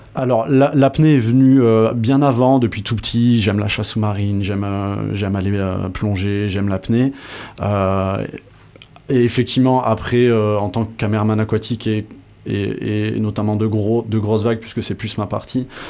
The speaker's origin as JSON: {"language": "French", "town": "Tarnos", "region": "Nouvelle-Aquitaine", "country": "France", "tie": "born or raised there", "also_born_or_lived": "Bayonne / Paris / Bordeaux", "said": "Je suis né à Bayonne et grandi dans les Landes à Tarnos"}